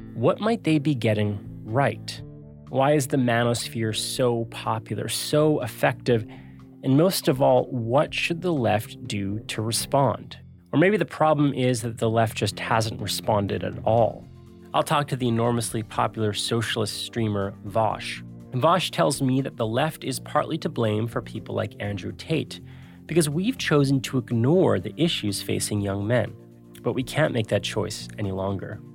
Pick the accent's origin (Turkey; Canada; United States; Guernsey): Canada; we are Canadian